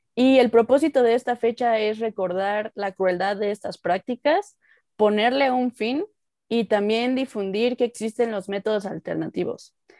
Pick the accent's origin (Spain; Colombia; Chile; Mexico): Mexico; soy mexicana, estoy vivo aquí en la Ciudad de México, en México